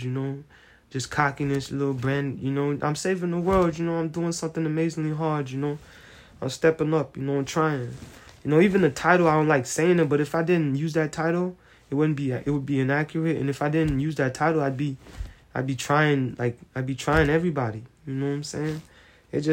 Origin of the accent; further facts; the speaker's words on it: United States; I'm American